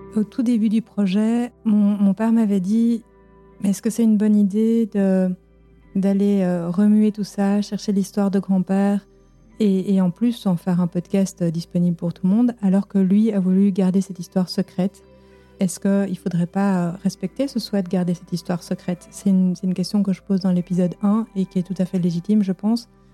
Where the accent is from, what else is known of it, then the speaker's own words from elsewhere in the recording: Belgium; j'ai grandi en Belgique avec des parents belges